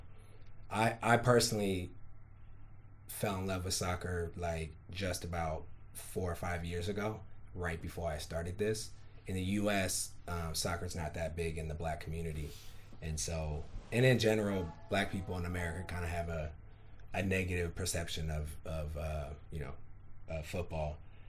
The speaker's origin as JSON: {"language": "English", "town": "Oakland", "region": "California", "country": "United States", "said": "Oakland, California."}